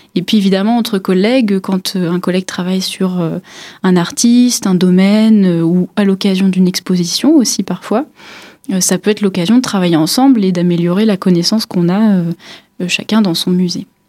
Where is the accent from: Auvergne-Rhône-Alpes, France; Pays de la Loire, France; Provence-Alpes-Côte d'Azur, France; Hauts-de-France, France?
Hauts-de-France, France; Pas-de-Calais; moved away as an adult; also born or lived in Paris; now in Épinal, France; j'ai fait euh, mes études jusqu'au baccalauréat dans le Pas-de-Calais